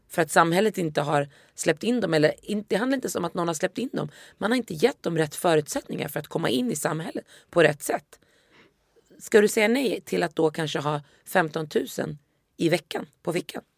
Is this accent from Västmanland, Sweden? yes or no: yes; Västerås, Västmanland, Sweden; first language Swedish; jag är uppvuxen i Västerås